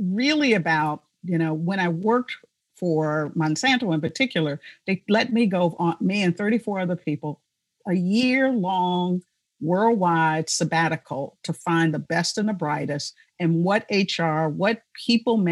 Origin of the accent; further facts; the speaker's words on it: Chicago, Illinois, United States; moved away; also born or lived in South Dakota; I was born and raised in Chicago.